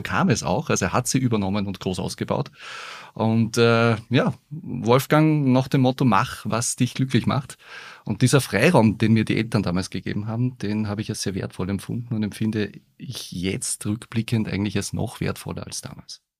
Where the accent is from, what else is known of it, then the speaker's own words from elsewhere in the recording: Upper Austria, Austria; bei uns in Oberösterreich